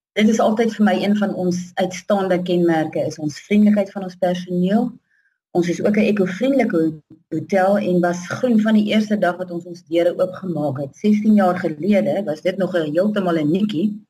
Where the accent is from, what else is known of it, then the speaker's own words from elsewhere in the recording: Tzaneen, Limpopo, South Africa; Ek is uh, gebore en getoe hier in Zanin in die Zanin area. Ek het so 50 km van Zanin af grootgeword.